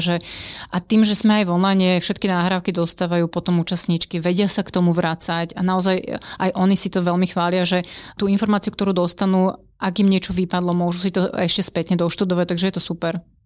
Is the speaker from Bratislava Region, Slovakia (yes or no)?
yes; Bratislava, Bratislava Region, Slovakia; ja som z Bratislavy